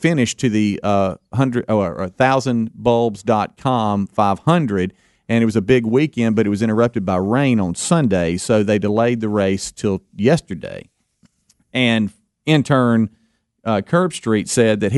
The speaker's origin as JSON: {"language": "English", "region": "Mississippi", "country": "United States", "moved": "as an adult", "lives_now": "Alabama, United States", "said": "I'm a transplant from Mississippi"}